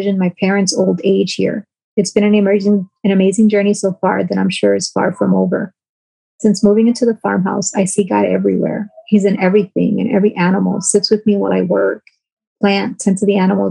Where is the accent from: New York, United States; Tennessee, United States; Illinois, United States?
New York, United States; accent: twang from New York; now in Flint, United States; that twang from New York